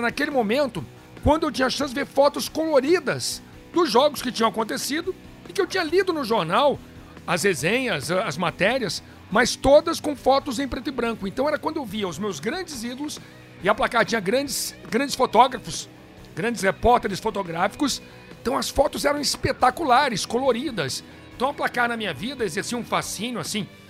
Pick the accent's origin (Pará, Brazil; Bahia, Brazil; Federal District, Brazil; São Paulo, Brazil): Federal District, Brazil; Brasília; eu cresci em Brasília